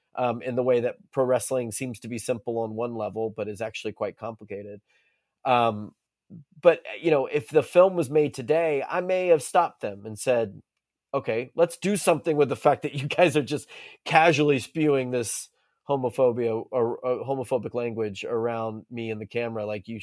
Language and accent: English; Monroe, North Carolina, United States; also born or lived in Currituck County, North Carolina / Philadelphia; I grew up not in Lincolnton, but in Monroe is one of the places I grew up, and Currituck County, North Carolina, is another place that I grew up. The sort of inner city Philadelphia in a public housing is another place I grew up.